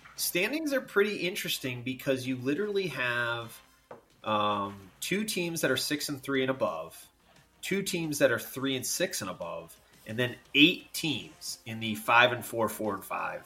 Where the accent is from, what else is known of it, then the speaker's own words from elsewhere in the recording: Virginia, United States; I am from Virginia.